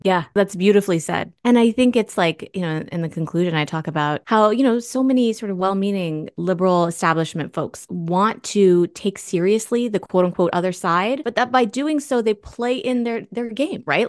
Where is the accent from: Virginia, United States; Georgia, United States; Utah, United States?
Virginia, United States; Springfield; moved away